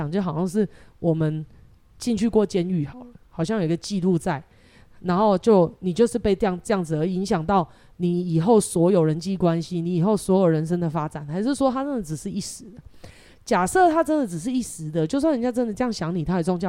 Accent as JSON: {"language": "Chinese", "country": "Taiwan", "said": "其实蛮蛮像我们台湾人的，我们是很健忘的"}